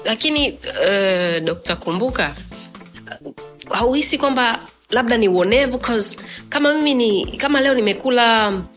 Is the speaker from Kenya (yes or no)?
no; Dar es Salaam, Tanzania; also born or lived in Zanzibar; mimi ni mzanzibari lakini mm. nimekuwa buguruni magomeni